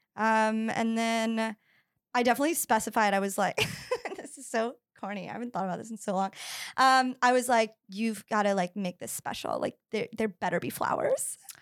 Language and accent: English; the South, United States; I grew up in the South